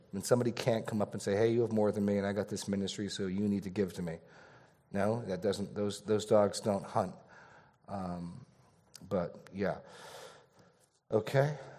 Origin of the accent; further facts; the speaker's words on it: New England, United States; I was born in New England